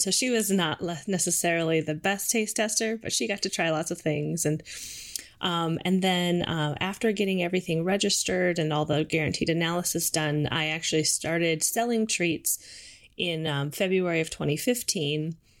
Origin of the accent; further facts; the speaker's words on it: St. Cloud, Minnesota, United States; moved away as an adult; also born or lived in Moorhead, Minnesota / Albuquerque, New Mexico; now in Seattle, United States; I grew up in Minnesota. So, um, I'm originally from Saint Cloud, Minnesota